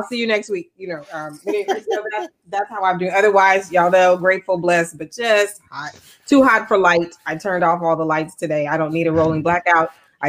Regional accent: the South, United States; now in California, United States; I grew up in the South and I would spend summers with my grandparents.

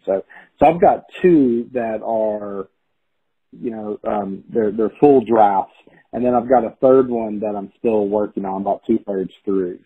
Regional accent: Chattanooga, Tennessee, United States; a writers group here in my hometown of Chattanooga

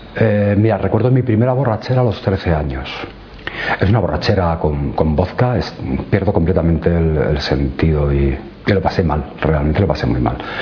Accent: Alcalá de Henares, Community of Madrid, Spain; nací en el centro de Alcalá de Henares

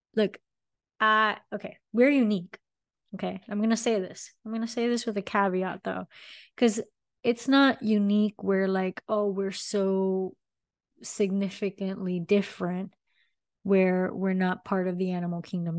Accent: Miami, Florida, United States; I am born and raised in Miami.

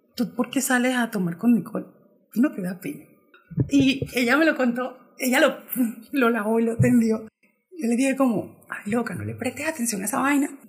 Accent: Colombia

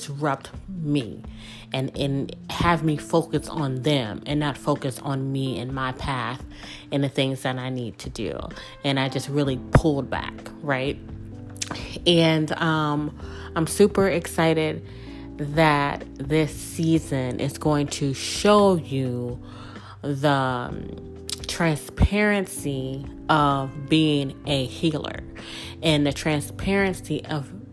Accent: Mississippi, United States; moved away as an adult; also born or lived in New Orleans, Louisiana; The small town girl from Mississippi that was born and raised in Mississippi, but I grew up in New Orleans because I spent the majority of my adult life in the city.

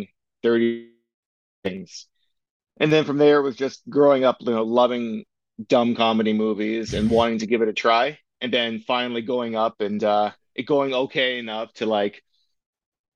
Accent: Waterdown, Ontario, Canada; also born or lived in Toronto / Hamilton; I was born in Toronto, and then we moved to Waterdown '93. I'm pretty sure it was. So I went to school in Waterdown and then eventually went to high school in Hamilton.

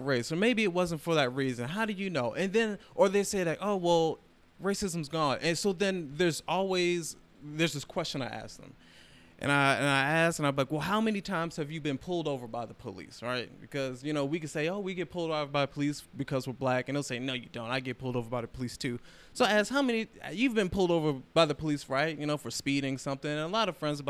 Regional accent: Baltimore, Maryland, United States; I'm from Baltimore

